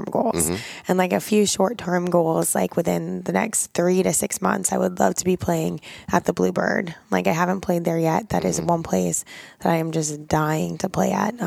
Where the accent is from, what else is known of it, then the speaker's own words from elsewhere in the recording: Pittsburgh, Pennsylvania, United States; moved away as an adult; now in Nashville, United States; we're all from Pittsburgh